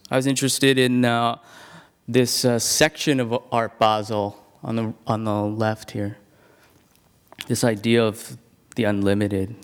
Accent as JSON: {"language": "English", "country": "Hong Kong", "moved": "yes", "said": "I'm originally from Hong Kong"}